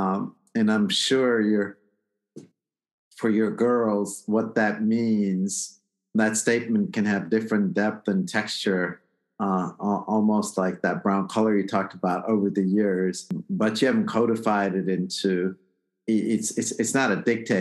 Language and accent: English; India; I'm Indian.